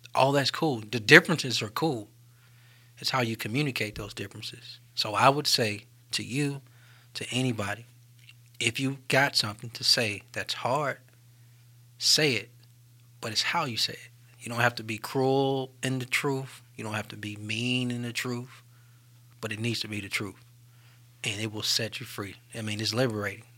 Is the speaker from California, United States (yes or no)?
no; Birmingham, Alabama, United States; what makes me so Birmingham is growing up in North Birmingham.